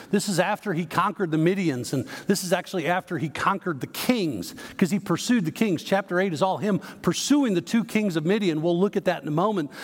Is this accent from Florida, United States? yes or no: no; Chicago, Illinois, United States; now in Texas, United States; I grew up in the Chicago area